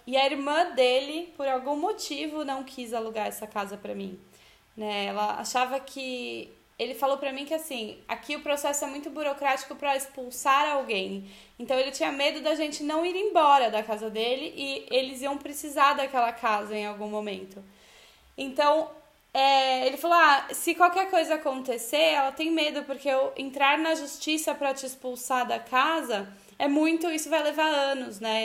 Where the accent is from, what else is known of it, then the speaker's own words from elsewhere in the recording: Brazil; moved away as an adult; now in Italy; a gente é brasileiro